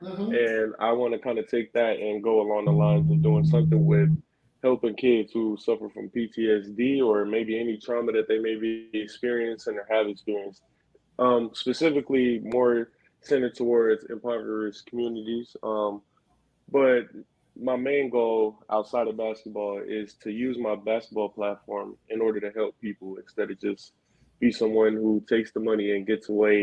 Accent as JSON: {"language": "English", "town": "Clover", "region": "South Carolina", "country": "United States", "also_born_or_lived": "Rock Hill, South Carolina", "said": "I'm originally from Clover, South Carolina, but when I was in middle school, I moved to Rock Hill."}